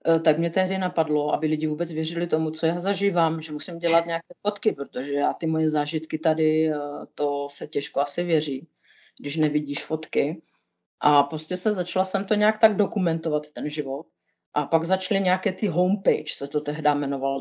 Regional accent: Moravia, Czechia; moved away as an adult; now in Switzerland; já jsem z Moravy

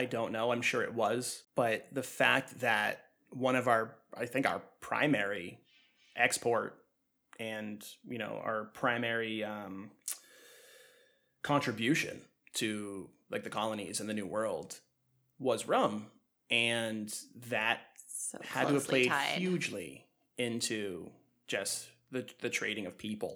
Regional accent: New England, United States; coming from this area.

